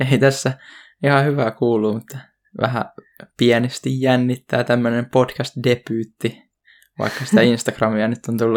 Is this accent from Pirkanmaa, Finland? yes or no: no; Hyvinkää, Uusimaa, Finland; tällä hetkellä mä oon ihan täällä kotopuolessa Hyvinkäällä.